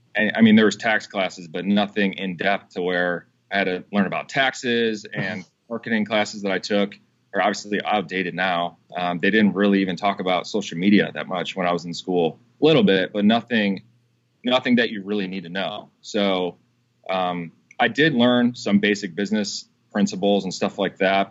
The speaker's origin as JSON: {"language": "English", "town": "Madison", "country": "United States", "tie": "born or raised there", "said": "my hometown in Madison."}